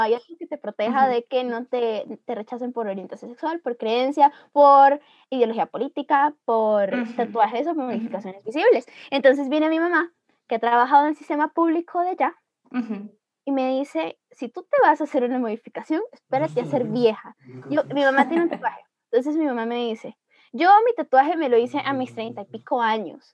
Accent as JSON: {"language": "Spanish", "country": "Ecuador", "moved": "yes", "lives_now": "Costa Rica", "said": "yo soy de Ecuador, entonces yo hablo de mi experiencia como ecuatoriana"}